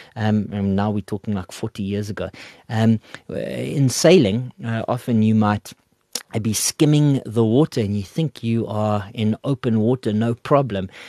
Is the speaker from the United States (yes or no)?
no; Port Elizabeth, Eastern Cape, South Africa; now in Gauteng, South Africa; I'm from the coast, I'm from Port Elizabeth